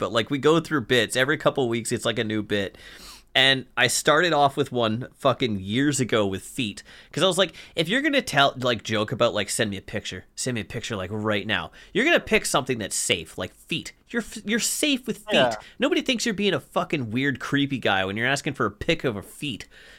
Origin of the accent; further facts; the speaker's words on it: Canada; Because I'm fucking Canadian, Jesse.